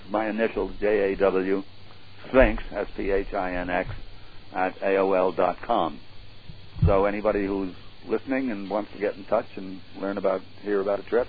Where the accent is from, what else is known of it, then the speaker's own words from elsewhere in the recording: United States; I'm American and my base is here